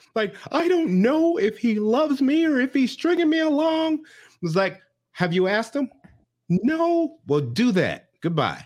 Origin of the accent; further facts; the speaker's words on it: United States; I'm American